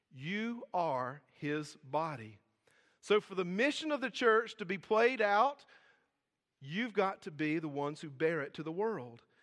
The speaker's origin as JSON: {"language": "English", "town": "Hartsville", "region": "South Carolina", "country": "United States", "said": "we're both from Hartsville, South Carolina"}